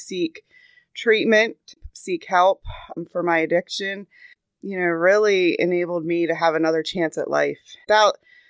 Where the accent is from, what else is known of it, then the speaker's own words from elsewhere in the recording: Cecil County, Maryland, United States; I was born and raised in Cecil County